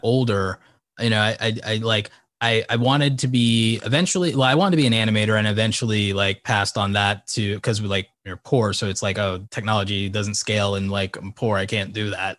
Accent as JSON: {"language": "English", "region": "New York", "country": "United States", "tie": "born or raised there", "said": "I was born in New York"}